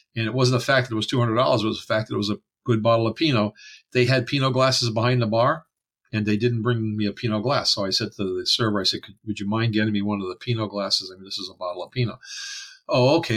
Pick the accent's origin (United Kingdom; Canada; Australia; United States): Canada; I'm French Canadian